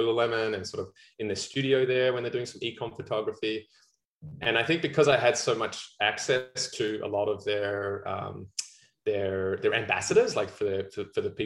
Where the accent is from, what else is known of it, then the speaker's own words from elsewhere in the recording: Australia; accent: Aussie; also born or lived in New Zealand; now in Vancouver, Canada; I'm very south of the border from Australia, and I've been in Vancouver for, this will be coming out my 10th year in November